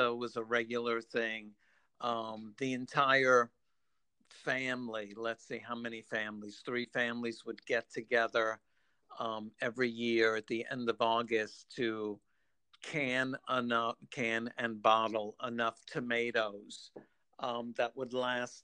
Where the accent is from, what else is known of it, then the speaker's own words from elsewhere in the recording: New York City, New York, United States; I grew up in New York City